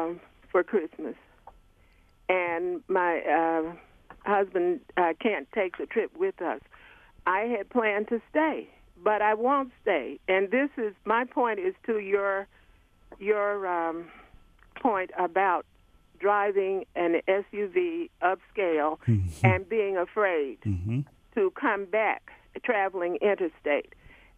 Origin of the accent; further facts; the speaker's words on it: Alabama, United States; also born or lived in Michigan; now in Detroit, United States; I am originally from Alabama, but I have been in Michigan since 1970. This is where I did my working years.